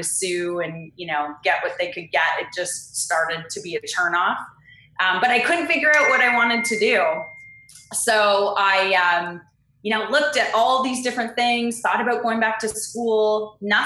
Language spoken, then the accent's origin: English; Canada; moved away as an adult; now in California, United States; I am Canadian, and right now I live in California